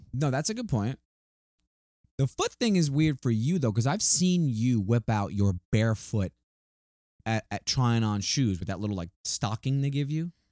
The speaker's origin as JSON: {"language": "English", "region": "New York", "country": "United States", "moved": "yes", "said": "we're from New York"}